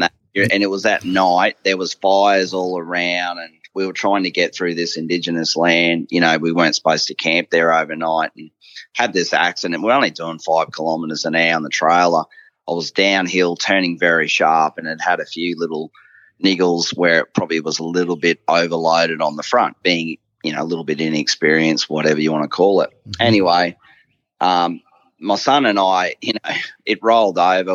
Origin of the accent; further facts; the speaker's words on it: Bundaberg, Queensland, Australia; I grew up in Bundaberg